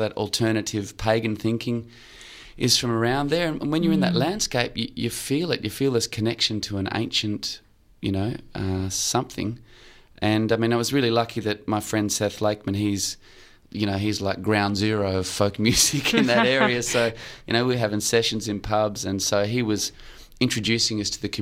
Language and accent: English; Australia; I'm from Australia, born here